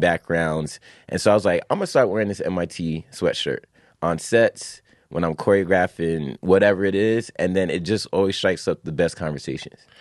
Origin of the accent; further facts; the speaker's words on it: New York City, New York, United States; also born or lived in Long Island; I grew up in Long Island, I grew up in Queens, family in Brooklyn and the Bronx